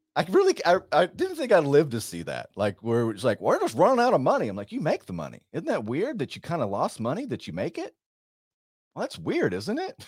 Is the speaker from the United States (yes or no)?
yes; Texas, United States; I'm from Texas, sir